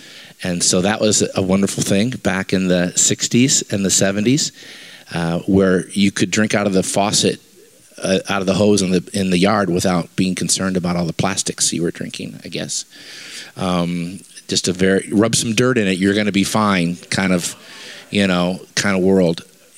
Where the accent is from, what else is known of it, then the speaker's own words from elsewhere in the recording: Bloomington, Illinois, United States; also born or lived in Minnesota; 1962. That's when I was born. It was a crazy time. I was born in Bloomington, Illinois, just up the road. My wife was born in Pekin, so we are locals.